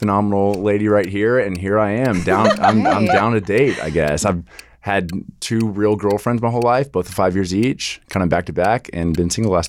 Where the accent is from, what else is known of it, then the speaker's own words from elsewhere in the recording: Dallas, Texas, United States; I'm from Dallas, Texas.